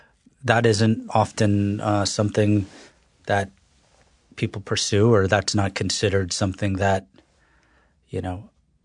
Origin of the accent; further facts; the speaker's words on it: North Carolina, United States; born there; I was born in North Carolina, but my family's from New York.